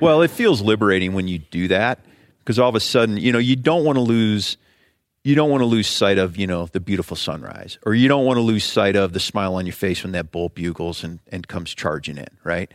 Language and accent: English; Ohio, United States; moved away as an adult; I grew up in Ohio